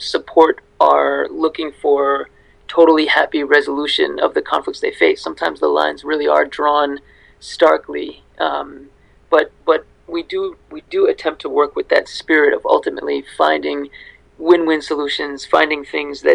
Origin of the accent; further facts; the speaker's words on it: United States; I grew up in the United States